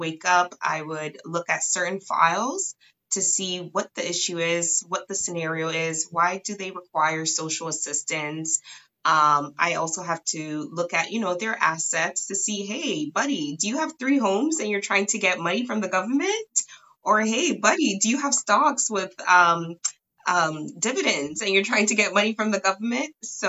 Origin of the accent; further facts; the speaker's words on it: Canada; right now I am located in Toronto, Ontario. So I am Canadian.